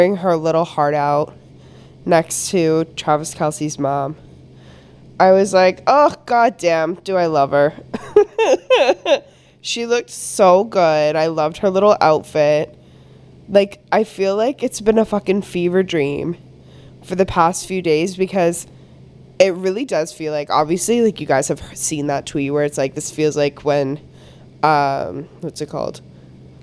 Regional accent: Canada; I'm Canadian

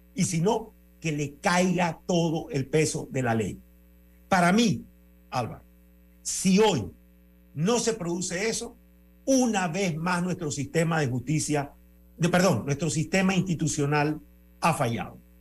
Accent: Panama; yo soy ciudadano panameño

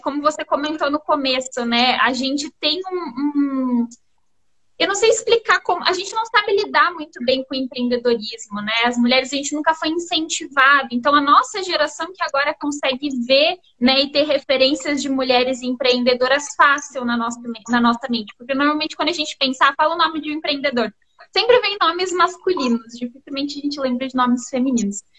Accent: Londrina, Paraná, Brazil; moved away as an adult; now in Pato Branco, Brazil; eu sou de Londrina, a gente se mudou para cá recentemente. Recentemente não, já faz três anos.

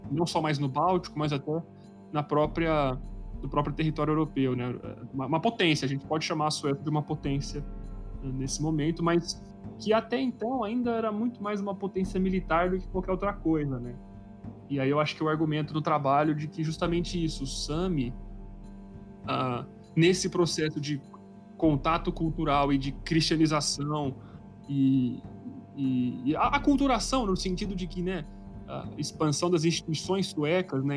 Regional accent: Brazil

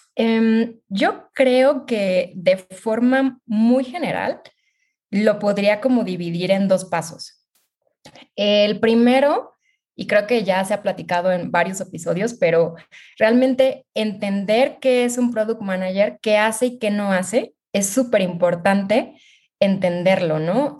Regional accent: Mexico; soy mexicana

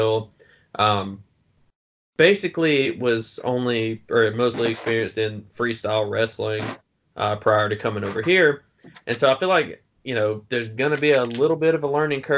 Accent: Alabama, United States; from my home state, Alabama

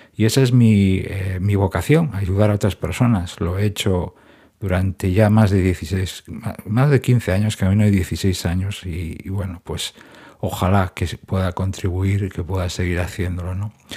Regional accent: Gijón, Asturias, Spain; now in Madrid, Spain; después de unos cuantos años viviendo en Gijón, en mi ciudad natal, pues he regresado a Madrid.

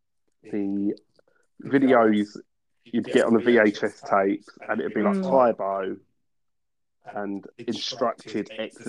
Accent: United Kingdom; as a Brit, I didn't have a clue what they were saying.

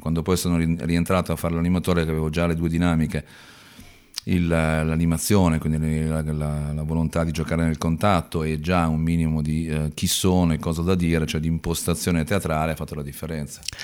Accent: Milan, Lombardy, Italy; also born or lived in Brusuglio (Cormano) / Padua; io sono di Milano

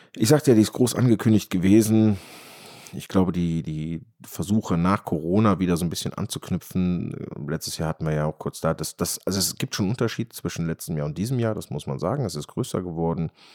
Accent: Rhineland or Ruhr area, North Rhine-Westphalia, Germany; hier bei uns im Rheinland oder im Ruhrgebiet

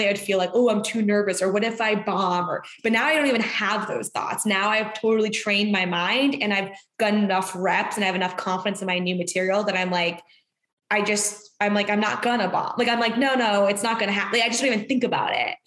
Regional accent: Boston, Massachusetts, United States; moved away as an adult; now in Los Angeles, United States; in my hometown

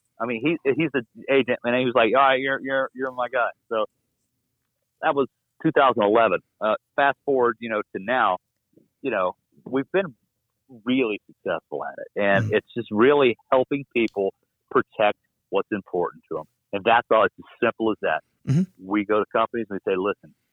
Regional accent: Florida, United States; I'm from Florida

